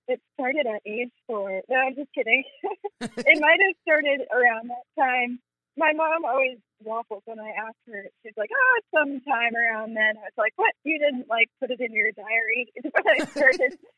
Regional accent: Vermont, United States; now in Memphis, United States; I'm from Vermont.

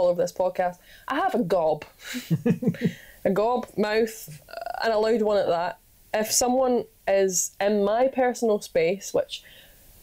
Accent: Scotland, United Kingdom; accent: Scottish; it was a Scottish accent

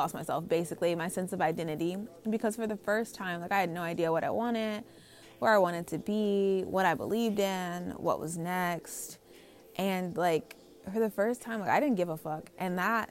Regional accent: United States; also born or lived in Los Angeles, California; I'm from here, like, I'm an American

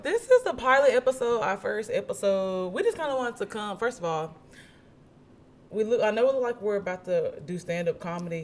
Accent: Oxford, Alabama, United States; I'm Oxford

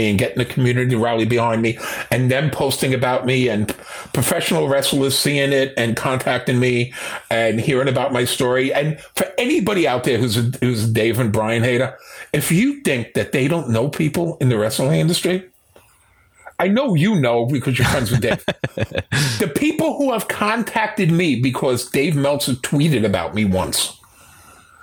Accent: New York City, New York, United States; I was born and raised in Manhattan

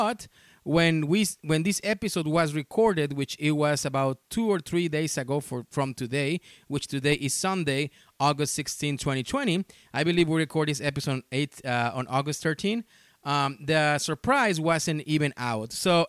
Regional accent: Texas, United States; also born or lived in Mexico; now in Indianapolis, United States; I'm originally from Mexico. Of course, you can tell by the accent, but I grew up in Texas, in South Texas. So I'm used to those temperatures.

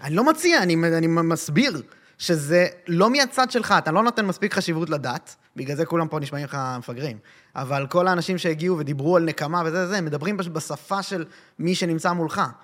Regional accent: Israel; נולדתי פה

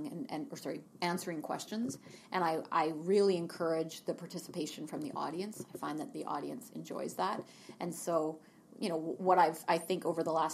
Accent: Terrace, British Columbia, Canada; also born or lived in Vancouver; now in Kelowna, Canada; I grew up in Terrace, northern BC

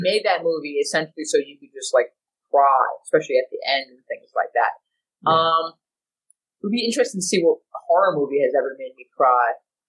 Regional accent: United States; as an American

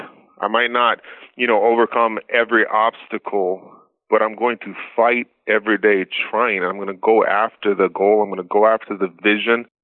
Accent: Maui, Hawaii, United States; moved away; I grew up in Maui on an island with pineapples

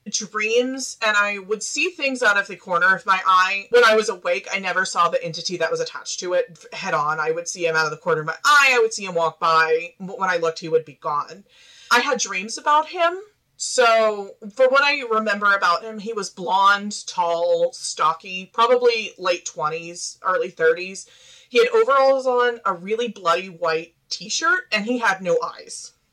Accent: Arkansas, United States; accent: Midwestern; now in Kansas, United States; I grew up in Central Arkansas, which people can't usually tell from my accent. I sound pretty Midwestern, but right now I'm in Kansas.

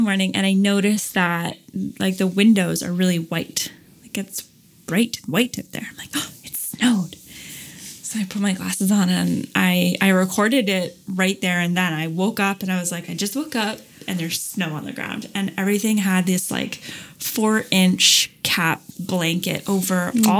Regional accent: Canada; I'm from Canada

